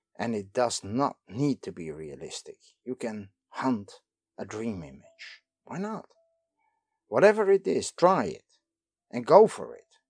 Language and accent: English; Netherlands; I am from the Netherlands